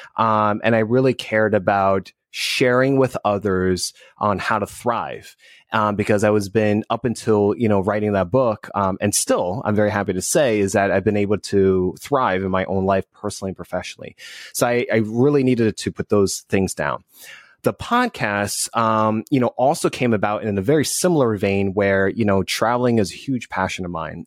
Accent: New Jersey, United States; also born or lived in Northeast; now in Southern California, United States; I'm originally from New Jersey

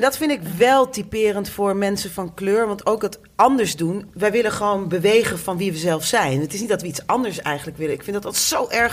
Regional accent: Groningen, Netherlands; also born or lived in The Hague; now in Amsterdam, Netherlands; ook ik ben niet een eh, geboren en getogen Amsterdammer. Ik kom uit Groningen

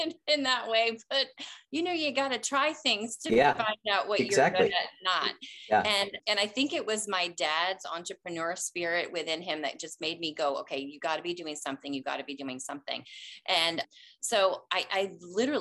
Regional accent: just outside of East Lansing, Michigan, United States; I grew up just outside of East Lansing there

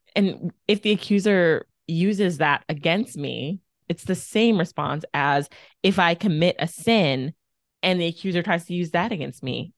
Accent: Texas, United States; moved away as an adult; also born or lived in Mississippi; I'm from Texas. I thought it was the South. And then I moved to Mississippi

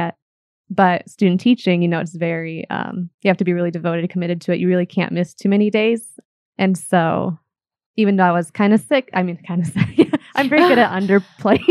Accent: Fort Wayne, Indiana, United States; moved away; I am from Fort Wayne originally

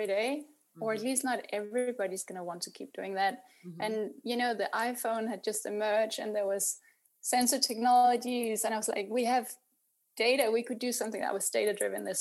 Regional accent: Denmark; moved away as an adult; also born or lived in London; now in Berlin, Germany; I was born in Denmark 41 years ago and living in Berlin. Been living here for 9 years. So I'm an immigrant.

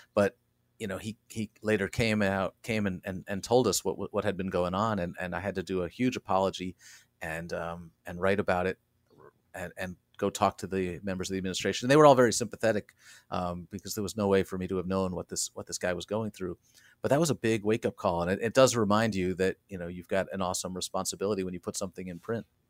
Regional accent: Rockland County, New York, United States; I went to work for my hometown paper, the Rockland County Journal News

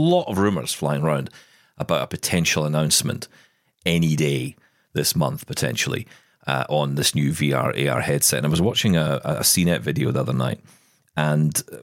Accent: Scotland, United Kingdom; I am Scottish.

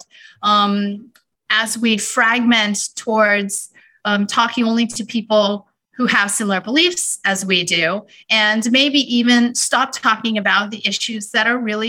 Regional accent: Houston, Texas, United States; moved away; when I was growing up in Houston, one of my passions when I was in high school

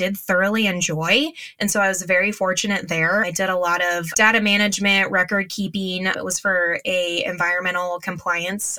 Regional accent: Northeast Nebraska, United States; I am from Northeast Nebraska, and I live with my husband and our three boys on his family farm

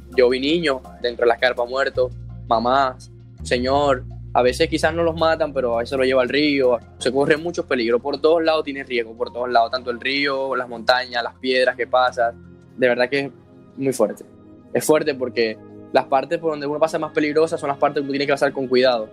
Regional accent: Maracay, Zulia, Venezuela; moved away as an adult; soy de Maracay, Venezuela, Estado Zulia.

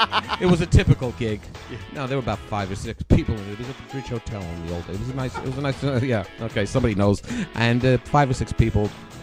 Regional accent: New York City, New York, United States; moved away as an adult; now in Australia; New York City, Manhattan.

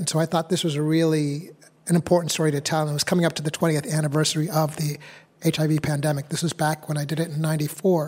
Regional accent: New Hampshire, United States; because I was born in New Hampshire. My parents are from Uganda.

